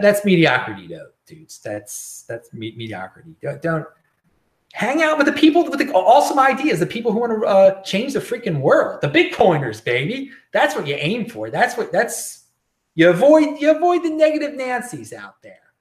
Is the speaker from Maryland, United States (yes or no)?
yes; Baltimore, Maryland, United States; moved away; I'm some dude from Baltimore